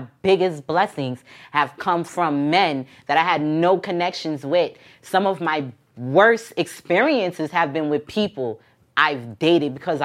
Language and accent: English; New York City, New York, United States; I'm from Queens. I'm from Southside Jamaica, Queens, Long Island